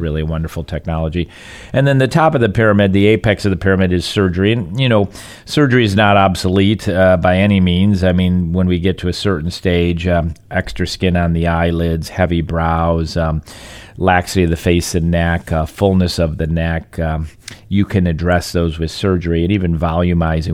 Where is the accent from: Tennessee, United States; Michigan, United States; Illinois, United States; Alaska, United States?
Michigan, United States; now in Southwest Florida, United States; growing up in Michigan